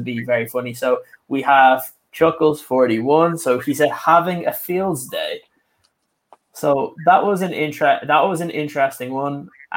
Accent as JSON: {"language": "English", "country": "Ireland", "said": "I'm an Irishman"}